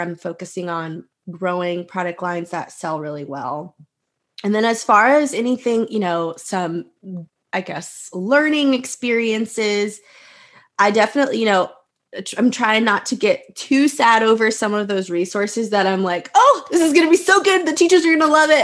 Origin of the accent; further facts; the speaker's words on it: Texas, United States; also born or lived in Houston / Austin; I am from Texas